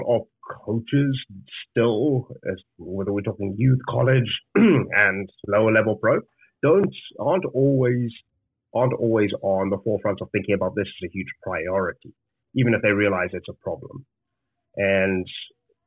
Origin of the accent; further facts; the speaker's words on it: Zimbabwe; moved away as an adult; I'm from Zimbabwe originally. I grew up there